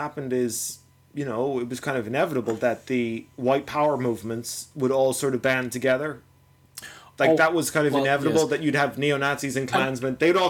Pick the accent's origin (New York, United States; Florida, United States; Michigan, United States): New York, United States; also born or lived in Chicago, Illinois; I'm born in Chicago, I grew up in New York